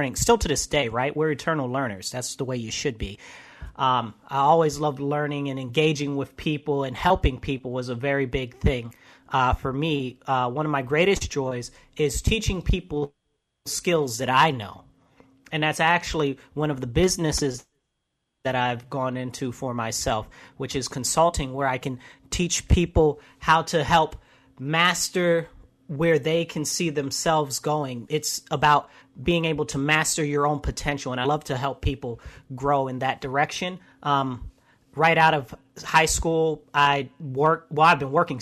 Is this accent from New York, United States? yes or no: yes; Rochester, New York, United States; also born or lived in Brooklyn, New York; Originally, I was born in Brooklyn, but I've been in Rochester since I was about 5